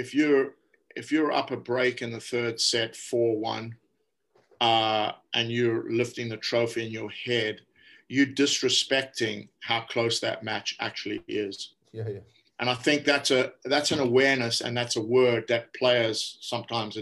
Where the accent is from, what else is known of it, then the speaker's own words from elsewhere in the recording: South Africa; I grew up in South Africa